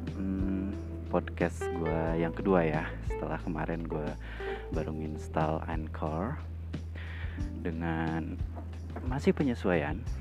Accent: Cimahi, West Java, Indonesia; karena gua orang Bandung, gua orang Cimahi

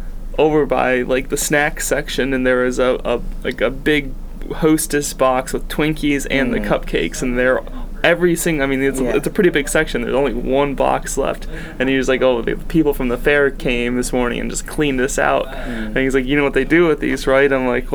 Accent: Michigan, United States; now in Tulsa, United States; I grew up in Michigan

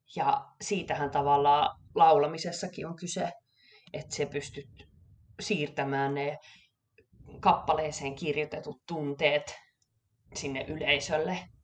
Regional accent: Savonlinna, South Savo, Finland; also born or lived in Kuopio, Finland / Stockholm, Sweden; now in Gothenburg, Sweden; olen lähtöisin Savonlinnasta

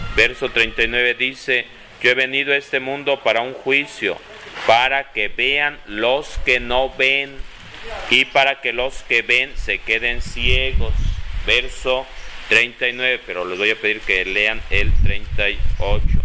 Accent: Tulpetlac, State of Mexico, Mexico; jugando a las escondidas allá de niño en Tulpetlá

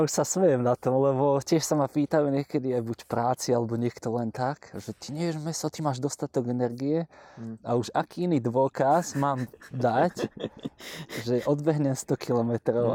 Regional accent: Trnava, Trnava Region, Slovakia; u nás v Trnave

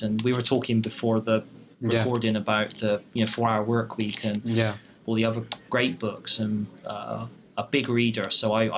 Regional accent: Bristol, South West England, United Kingdom; I wanted to stay in my hometown, which was Bristol

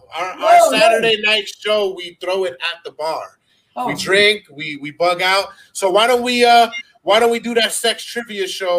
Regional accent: New York City, New York, United States; I mean, I'm from the Bronx, baby.

